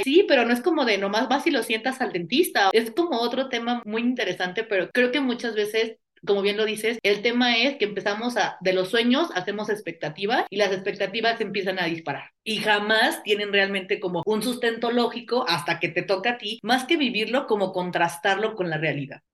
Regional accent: Mexico; somos mexicanos

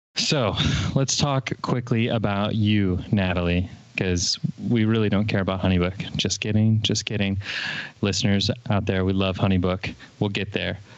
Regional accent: Fort Wayne, Indiana, United States; moved away as an adult; I moved back here to where I am now in my hometown of Fort Wayne

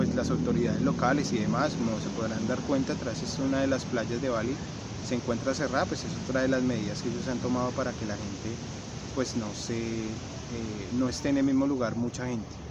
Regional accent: Bogotá, Colombia; moved away as an adult; also born or lived in Australia; soy colombiano de Bogotá

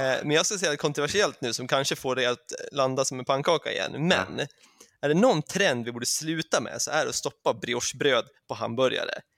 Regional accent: Sweden; now in England, United Kingdom; som svensk

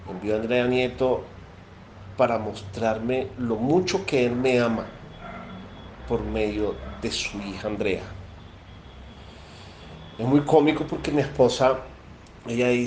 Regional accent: Venezuela; now in Colombia; soy venezolano, vivo en Colombia. Actualmente estoy mudándome de Bogotá a Medellín.

